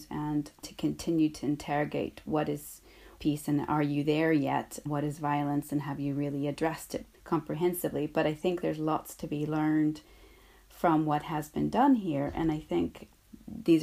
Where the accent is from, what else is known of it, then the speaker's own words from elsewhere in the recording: United States; now in Northern Ireland; Growing up in the United States